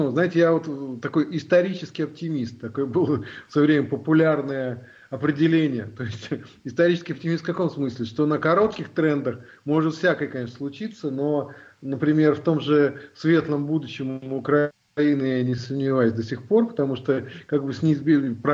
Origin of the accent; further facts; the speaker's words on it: Russia; now in Germany; я вообще россиянин. То есть э, я же родился в России, жил всю жизнь в России, потом вот я переехал в Германию.